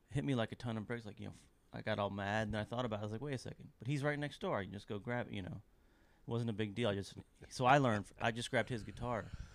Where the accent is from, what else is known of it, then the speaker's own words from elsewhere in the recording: Lexington, Kentucky, United States; now in Nashville, United States; I grew up in the eighties in Kentucky